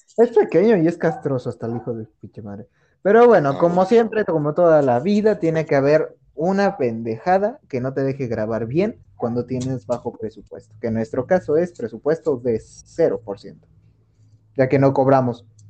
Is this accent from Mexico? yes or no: yes; Mexico; como buena casa mexicana